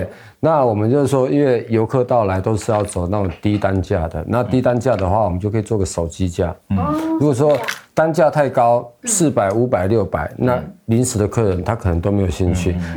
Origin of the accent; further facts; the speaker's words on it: Taoyuan, Taiwan; 我是来自桃园市复兴区泰雅族人，然后现在这里是那个罗福村